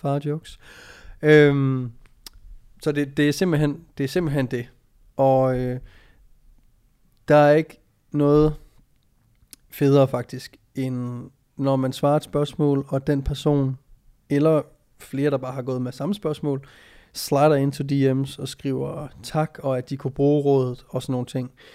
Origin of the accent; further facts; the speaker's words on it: Jutland, Denmark; moved away; also born or lived in Copenhagen; Vi er fra Jylland